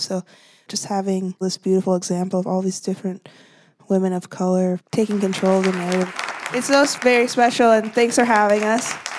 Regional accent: Baraboo, Wisconsin, United States; living in Baraboo, Wisconsin, it is not diverse

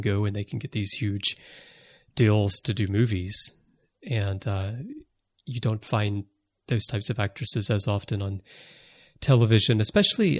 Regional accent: United States; moved away as an adult; now in Japan; I'm American, but I've lived most of my adult life in Japan

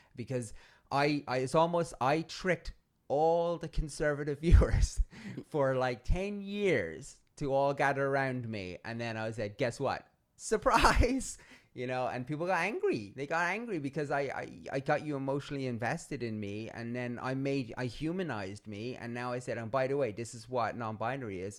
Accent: Ireland; I'm Irish

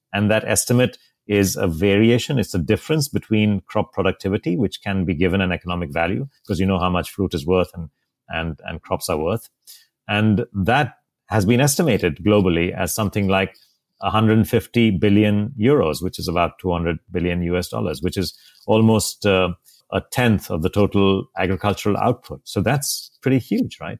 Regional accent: India; also born or lived in Mumbai; my home country in India

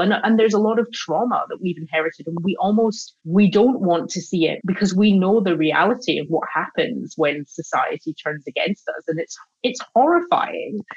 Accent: Glasgow, Scotland, United Kingdom; moved away as an adult; I grew up in Glasgow

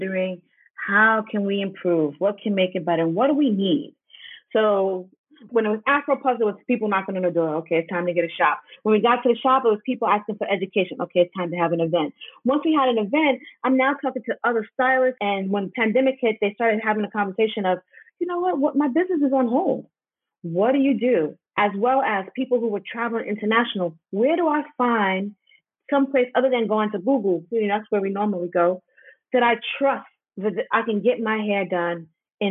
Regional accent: New York City, New York, United States; moved away; I'm from Harlem. I know English.

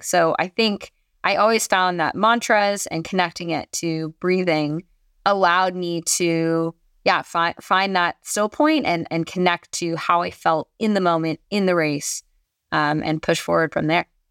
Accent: Marin County, California, United States; I grew up in Marin County, California, at the base of Mount Tamal Pius

